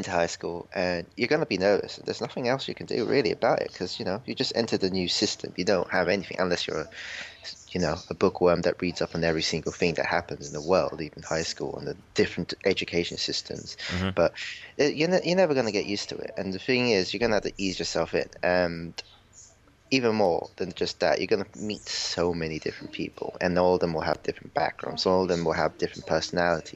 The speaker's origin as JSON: {"language": "English", "region": "England", "country": "United Kingdom", "tie": "born or raised there", "said": "I was born and raised in England"}